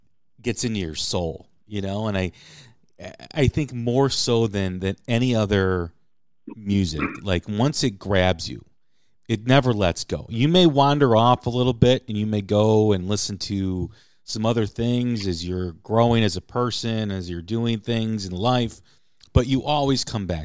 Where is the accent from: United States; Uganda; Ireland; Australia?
United States; Chicago, Illinois; You know, me growing up in Chicago, I've mentioned this a lot here on the show about how, you know, you're hearing the blues in the womb when you're in Chicago, right?